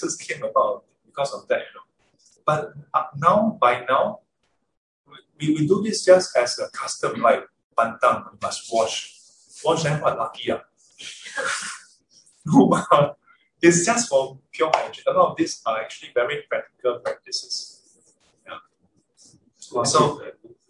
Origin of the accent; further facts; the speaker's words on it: Singapore; I'm Singaporean.